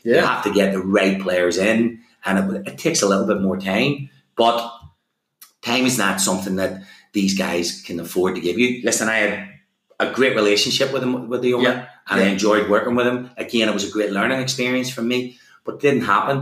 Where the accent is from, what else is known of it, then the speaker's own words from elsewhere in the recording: Belfast, Northern Ireland, United Kingdom; moved away; also born or lived in England; as much as I love home, and I absolutely loved coming home, Belfast is my town, my city.